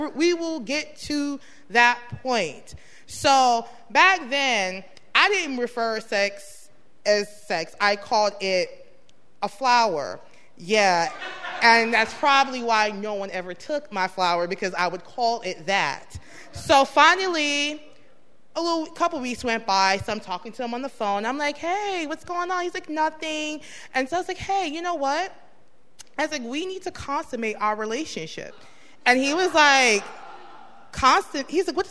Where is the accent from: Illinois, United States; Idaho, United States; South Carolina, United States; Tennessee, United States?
Illinois, United States; Chicago; my family, we're from Chicago, but they originated from Cuba.